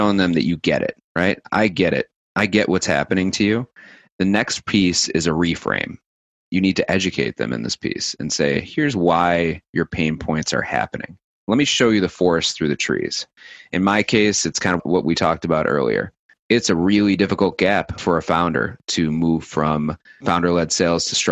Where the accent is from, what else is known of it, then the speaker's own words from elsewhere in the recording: New York City, New York, United States; being cynical as a New Yorker combined with my sales background